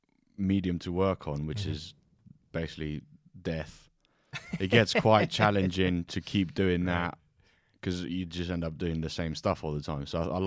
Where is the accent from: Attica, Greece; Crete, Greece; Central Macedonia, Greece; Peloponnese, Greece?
Peloponnese, Greece; Corinth; moved away; also born or lived in Kos / Devon / Plymouth / Brighton; Grew up in Kos till I was 12, and then moved to Corinthos, which is near Athens.